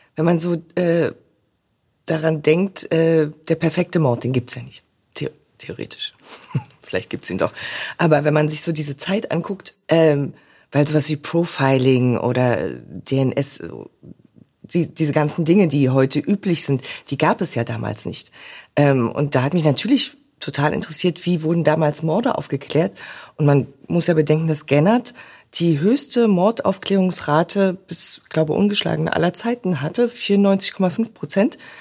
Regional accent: the East, East Germany, Germany; ich bin im Osten aufgewachsen

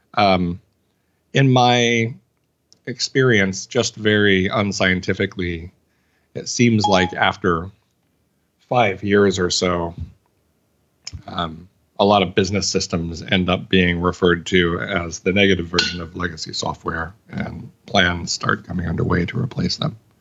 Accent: Arkansas, United States; I'm from Arkansas

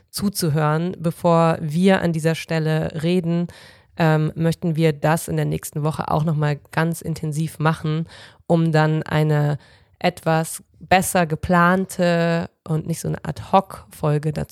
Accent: Cologne, North Rhine-Westphalia, Germany; starten wie immer mit einer Anekdote zum Thema kulturelle Aneignung im Karneval als Kölnerin.

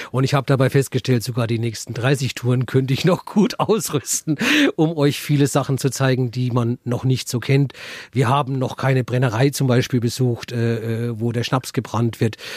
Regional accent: Bad Staffelstein, Bavaria, Germany; hier bei uns in Bad Staffelstein

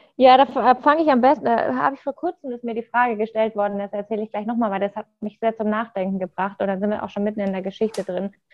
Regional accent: Munich, Bavaria, Germany; ich komme ja aus München

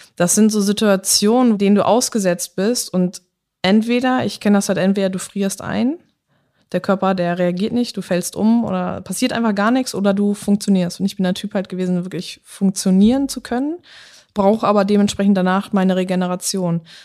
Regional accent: Germany; also born or lived in England; ich bin aus Deutschland.

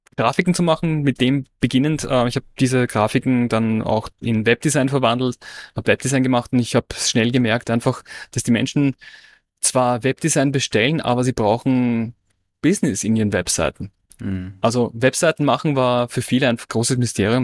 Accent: Austria; moved away; ich hatte in Österreich eine Werbeagentur

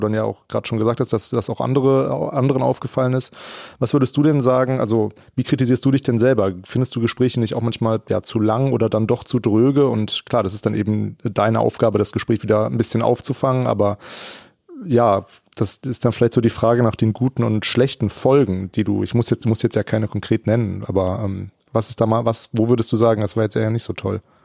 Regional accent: Germany; als Deutscher

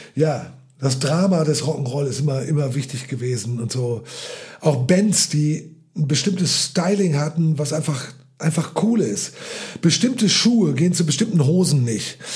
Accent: North Rhine-Westphalia, Germany; ich bin doch geborener Westfale

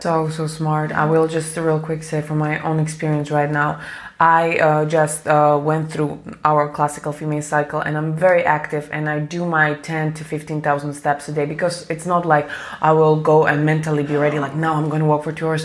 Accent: Slovakia; I'm from Slovakia

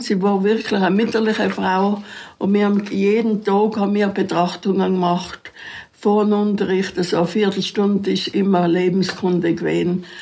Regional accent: South Tyrol, Trentino-Alto Adige, Italy; als Südtiroler die Hauswirtschaftsschulen in Imstadt oder Rot Holz besuchen

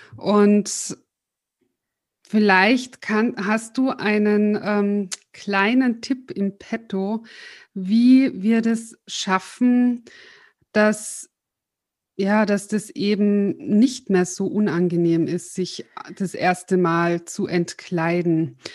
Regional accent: Austria; wir sind beide aus Österreich. Wir haben im Vorgespräch schon voll dialektet

